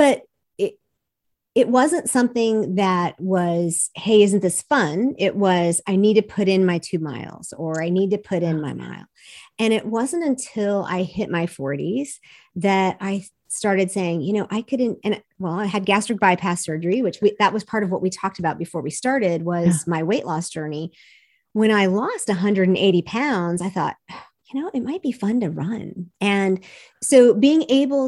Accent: the South, United States; I'm from Southern evangelical culture

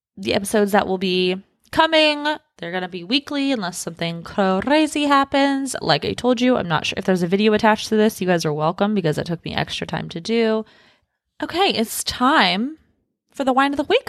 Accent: Los Angeles, California, United States; moved away as an adult; also born or lived in Washington State; now in Texas, United States; I was born in Los Angeles, lived in Washington State for a few years, then moved back down to Los Angeles, grew up, you know, the rest of my time there

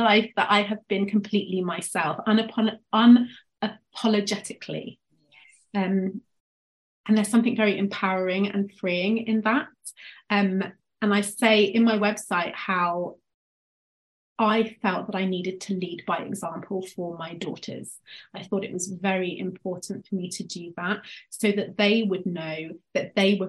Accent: England, United Kingdom; now in Devon, United Kingdom; you can tell from my accent, I'm from England, but I live in a place which lacks in cultural diversity. A small city in the southwest called Devon, so it's the countryside.

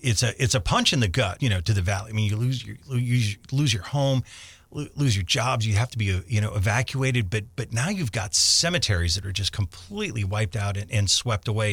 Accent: Scranton, Pennsylvania, United States; I was a kid growing up in Scranton at the time

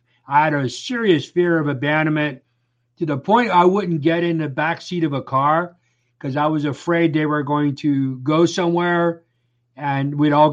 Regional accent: Lancaster County, Pennsylvania, United States; I grew up in a conservative Mennonite community right here in Lancaster County, the heart of Amish country

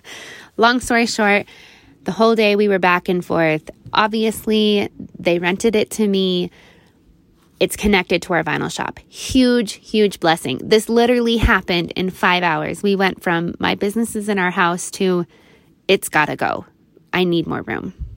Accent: Nebraska, United States; my hometown in Nebraska

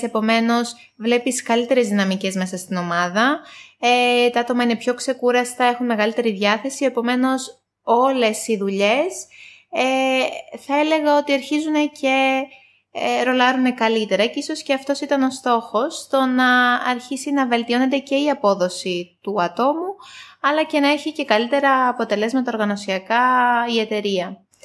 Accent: Greece; moved away as an adult; now in Cyprus; εγώ είμαι από Ελλάδα, έχω έρθει τα τελευταία τρία χρόνια Κύπρο

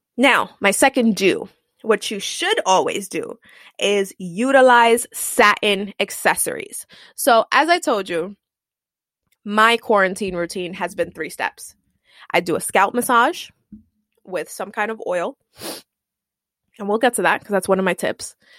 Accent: New York City, New York, United States; I'm Puerto Rican I come from East Harlem

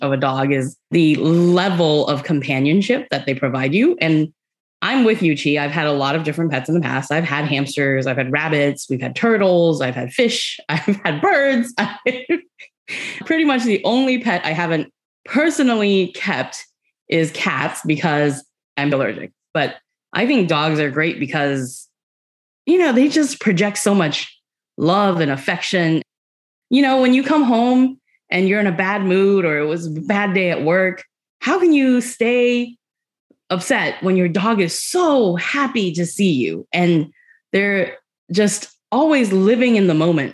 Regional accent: Taiwan; moved away; I grew up living in Taiwan with my grandparents

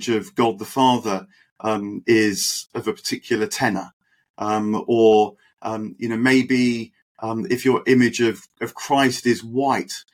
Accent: United Kingdom; have been born and raised in Britain, modern Britain

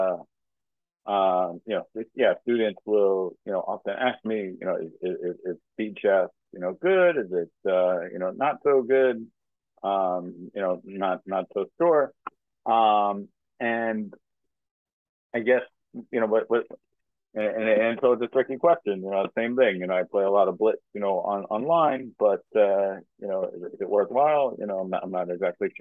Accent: New Yorker, United States; as a New Yorker

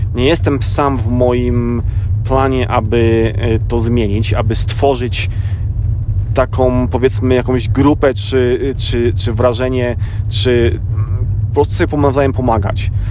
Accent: Poland; now in United States; też z Polski

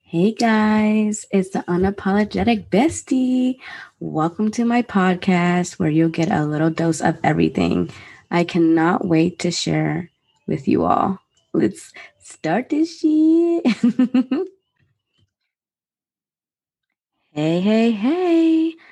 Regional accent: Maryland, United States; I was born and raised in Maryland

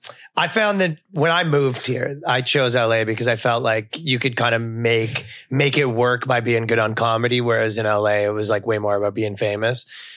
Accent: Toronto, Ontario, Canada; moved away as an adult; now in New York City, United States; I lived here. So I'm from Toronto, Canada.

